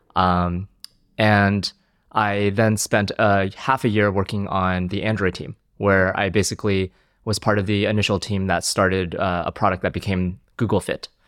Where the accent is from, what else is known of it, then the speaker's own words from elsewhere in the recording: New Jersey, United States; also born or lived in China / Philadelphia suburb; now in London, United Kingdom; I grew up in New Jersey, um, moved to the US when I was five from China, um, and uh, grew up in a suburb of Philadelphia